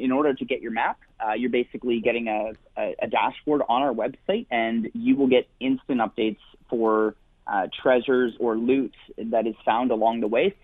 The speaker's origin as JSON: {"language": "English", "region": "Ontario", "country": "Canada", "tie": "born or raised there", "moved": "yes", "said": "I grew up in Ontario, so I'm pumped to get back home"}